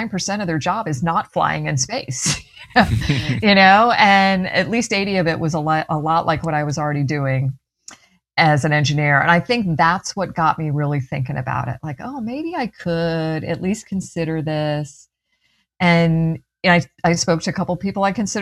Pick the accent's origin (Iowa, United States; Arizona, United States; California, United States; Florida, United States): Florida, United States; Clearwater; I grew up in Clearwater, went to Clearwater High